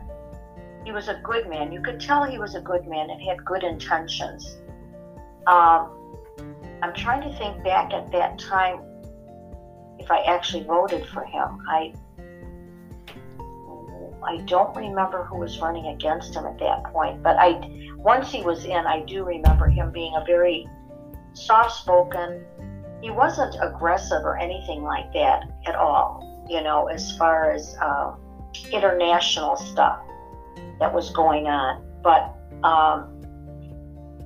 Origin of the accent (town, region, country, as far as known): Northbrook, Illinois, United States; born or raised there; also born or lived in Wilmette, Illinois